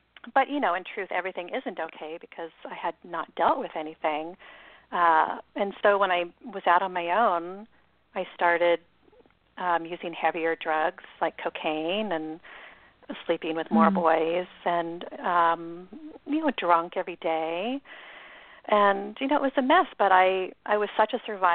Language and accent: English; Seattle, Washington, United States; I was born in Seattle and raised by two parents